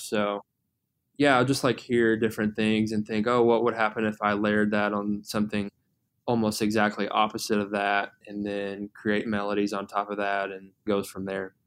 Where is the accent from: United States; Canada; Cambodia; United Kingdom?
United States; Atlanta, Georgia; moved away as an adult; now in Louisville, United States; I'm originally from the Atlanta area.